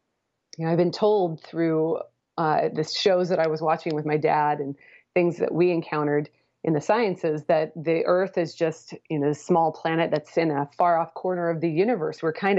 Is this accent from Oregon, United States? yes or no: yes; Portland, Oregon, United States; now in Houston, United States; I grew up in the Portland, Oregon area.